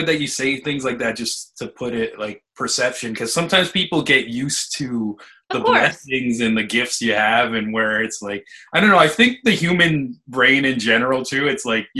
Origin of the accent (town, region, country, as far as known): Niagara, Ontario, Canada; born or raised there